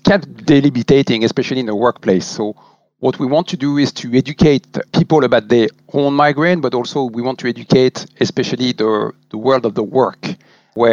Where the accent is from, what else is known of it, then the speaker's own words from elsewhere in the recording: France; moved away as an adult; also born or lived in Paris / Germany / Ireland; now in Dublin, Ireland; I'm obviously originally from France, and as you can guess, with my divergent accent.